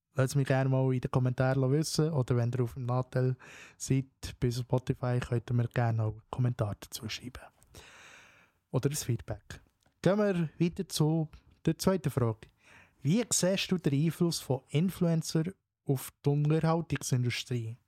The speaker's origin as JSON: {"language": "German", "country": "Switzerland", "said": "bei uns in der Schweiz"}